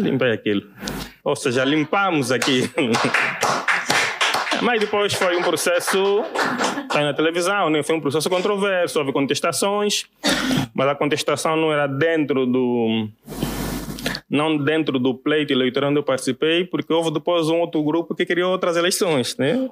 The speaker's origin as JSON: {"language": "Portuguese", "region": "Benguela", "country": "Angola", "moved": "as an adult", "lives_now": "Luanda, Angola", "said": "eu sou de Benguela"}